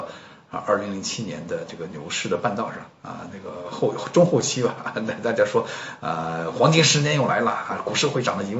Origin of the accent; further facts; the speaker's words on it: China; 然后就我一个中国人，然后没有看到其他的啊那个国内去的人